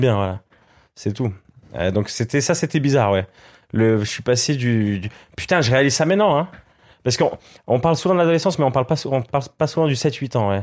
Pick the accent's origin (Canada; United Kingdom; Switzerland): Switzerland; moved away as an adult; now in France; en tant que Suisse